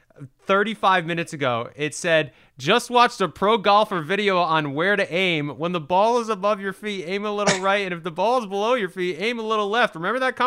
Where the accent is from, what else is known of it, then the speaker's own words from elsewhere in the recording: Warwick, Rhode Island, United States; now in Los Angeles, United States; I live in Los Angeles now, but I'm originally from Warwick, Rhode Island